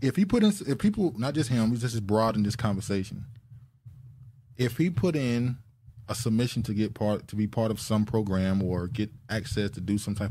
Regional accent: United States; me better sense of pride in my Nigerian heritage and in my pride and hope for the nation in which I was born and raised in the United States.

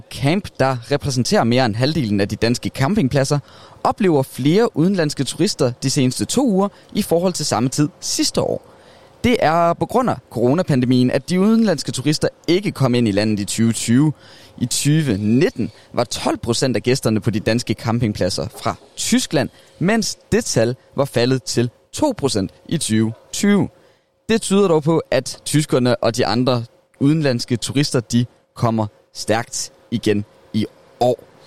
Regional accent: South Jutland, Southern Denmark, Denmark; jeg er sønderjyde

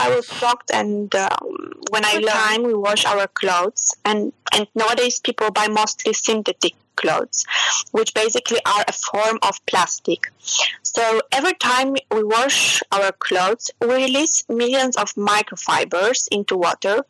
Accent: Poland; moved away as an adult; also born or lived in Germany / Romania; now in Milan, Italy; I was born and I grew up in Poland

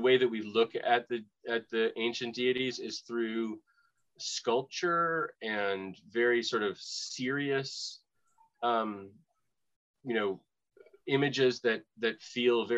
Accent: Boston, Massachusetts, United States; now in Florida, United States; I'm from Boston

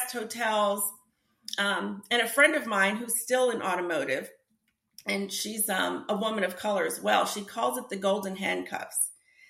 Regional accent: New Jersey, United States; now in Atlanta, United States

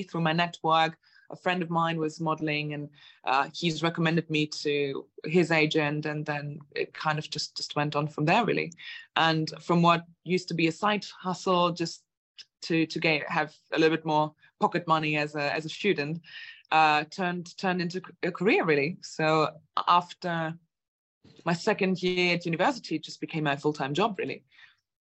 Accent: Germany; moved away as an adult; also born or lived in Latvia; now in United Kingdom; I'm originally from Germany and Latvia, where my parents are from. I came to the UK when I was 18, just turned 19

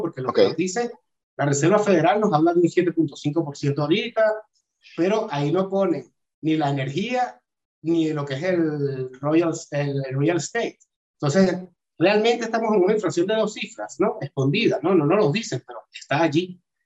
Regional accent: Caracas, Capital District, Venezuela; moved away as an adult; also born or lived in Barcelona, Spain / Madrid, Spain; now in Portugal; soy de Venezuela, eh, de Caracas

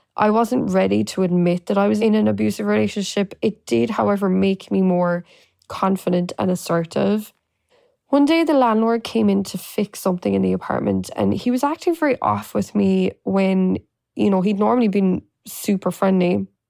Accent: Ireland; moved away as an adult; now in New York, United States; I was born and raised in Ireland and moved to New York eleven years ago.

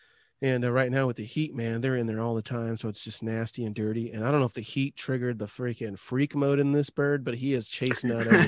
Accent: Tacoma, Washington, United States; also born or lived in Idaho; I grew up in Tacoma mostly

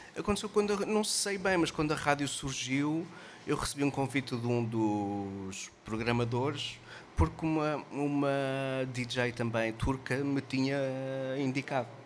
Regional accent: Caldas da Rainha, Centro, Portugal; moved away; also born or lived in Lisbon; Eu sou das Calas da Rainha.

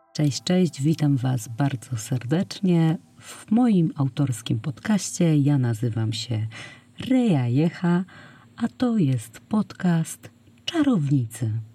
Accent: Poland; przyszłam na świat pod koniec lat 80. w małym polskim, nadmorskim miasteczku

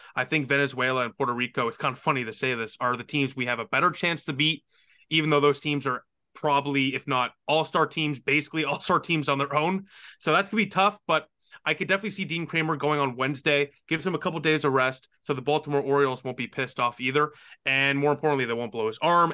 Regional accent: Ottawa, Ontario, Canada; where my hometown team plays

